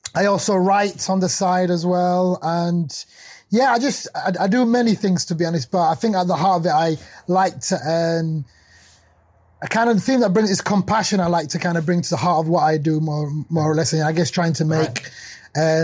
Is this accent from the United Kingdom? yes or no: yes; Sheffield, Yorkshire and the Humber, United Kingdom; also born or lived in Somalia; I'm from Sheffield and originally born in Somalia. Came to Sheffield as a refugee when I was young. Grew up in a post-industrial city in the north of uh, uh, north of England.